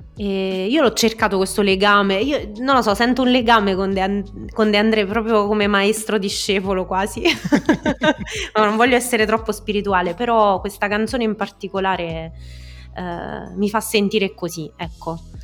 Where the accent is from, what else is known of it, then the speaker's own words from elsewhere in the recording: Molise, Italy; moved away as an adult; also born or lived in Rome; appena uscita fuori dal mio paesino, dal Molise